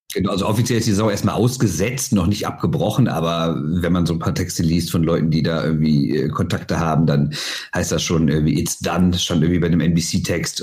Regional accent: Düsseldorf, North Rhine-Westphalia, Germany; als Düsseldorfer

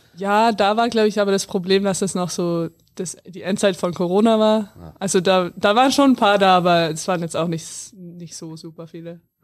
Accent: near Landshut, Bavaria, Germany; Es ist ja nah an meiner Heimat

